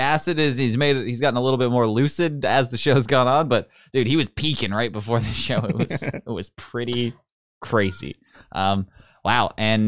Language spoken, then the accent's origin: English; Newfoundland and Labrador, Canada; I'm like English, and I'm from Newfoundland